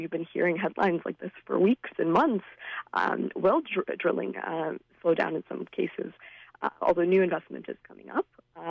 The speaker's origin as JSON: {"language": "English", "town": "Surrey", "region": "British Columbia", "country": "Canada", "tie": "born or raised there", "said": "I grew up in Surrey, and as a second-generation immigrant myself"}